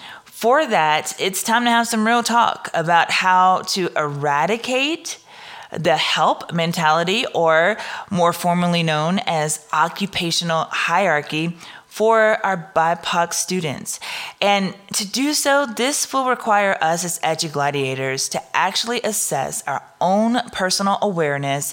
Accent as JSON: {"language": "English", "region": "Southern Louisiana", "country": "United States", "said": "I'm from Southern Louisiana"}